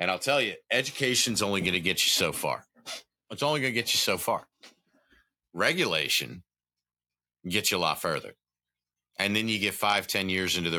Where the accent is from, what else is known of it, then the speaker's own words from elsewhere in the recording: the South, United States; growing up in the South and being from the South